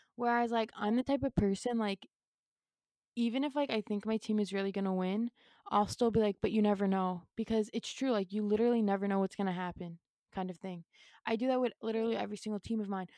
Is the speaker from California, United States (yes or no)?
no; New York City, New York, United States; I was born and raised in New York City